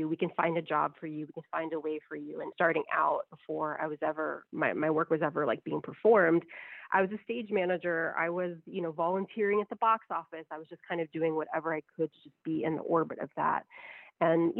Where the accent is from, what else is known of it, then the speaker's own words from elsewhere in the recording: United States; I'm an American woman who only speaks a tiny bit of Spanish